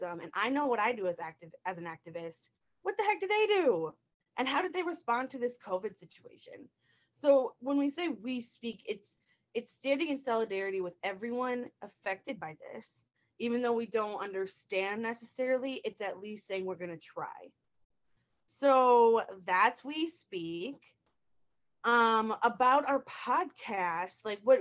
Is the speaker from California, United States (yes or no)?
no; Northfield, Minnesota, United States; I'm from Northfield, Minnesota.